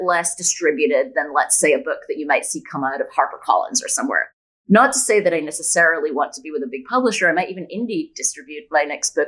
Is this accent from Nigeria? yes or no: no; Scotland, United Kingdom; also born or lived in Bay Area, California, United States; now in Puerto Escondido, Mexico; I'm originally from Scotland, but after 20 years in the Bay Area, for the last seven years, my hubby and I have been nomadic